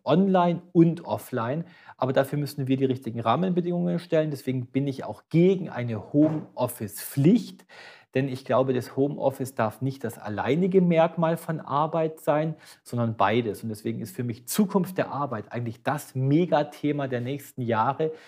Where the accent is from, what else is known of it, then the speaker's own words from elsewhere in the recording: Böblingen, Baden-Württemberg, Germany; Ich war Gemeinderat, ja, in meiner Geburtsstadt in Böblingen